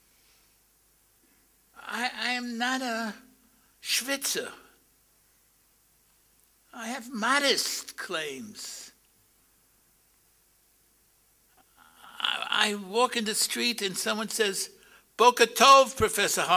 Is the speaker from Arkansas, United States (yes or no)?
no; New York City, New York, United States; I grew up in Brownsville